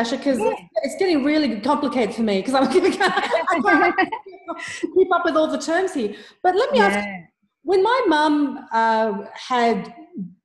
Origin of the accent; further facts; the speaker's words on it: Afghanistan; moved away; we grew up in Afghanistan